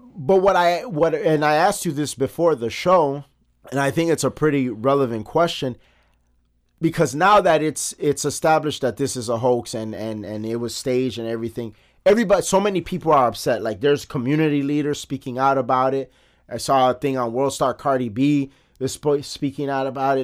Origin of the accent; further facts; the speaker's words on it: Chicago, Illinois, United States; from Chicago, from the South Side, but we're all over the city, born and raised